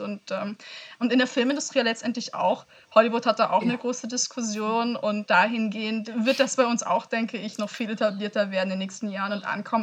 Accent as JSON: {"language": "German", "country": "Germany", "said": "in meinem Heimatland"}